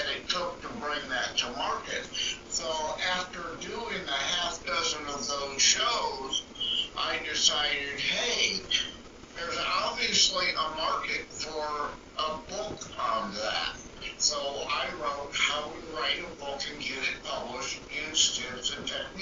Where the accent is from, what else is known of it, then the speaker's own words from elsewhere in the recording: Detroit, Michigan, United States; I'm from the Detroit, Michigan area